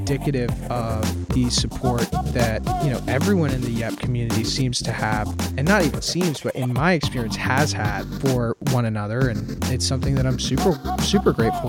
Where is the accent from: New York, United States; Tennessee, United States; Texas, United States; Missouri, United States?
Tennessee, United States; Nashville; So I grew up here in Nashville, and my father was like a relatively prominent concert producer, promoter, radio host, drummer, and did like a lot in the community here.